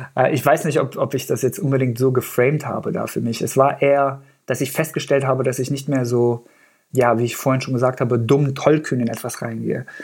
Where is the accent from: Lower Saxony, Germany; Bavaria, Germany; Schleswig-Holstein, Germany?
Lower Saxony, Germany; Göttingen; first language Persian; German is a second language; also born or lived in Afghanistan; ich bin in ähm, Göttingen groß geworden, beziehungsweise habe die längste Zeit in Deutschland in Göttingen verbracht. Da bin ich zur Schule gegangen und habe auch mein Abi da gemacht.